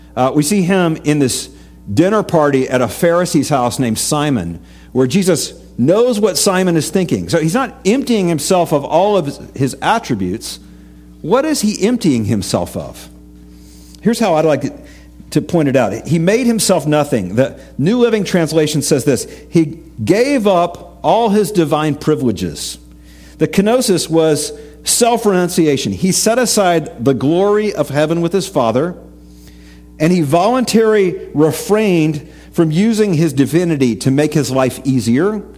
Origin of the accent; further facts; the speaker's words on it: East Tennessee, United States; I grew up in East Tennessee, lots of rivers, lots of tubing with my youth group